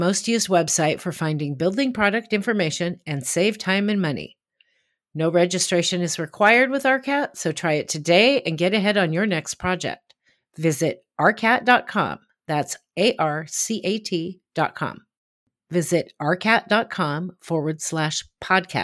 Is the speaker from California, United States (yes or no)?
no; Portland, Oregon, United States; my hometown of Portland, Oregon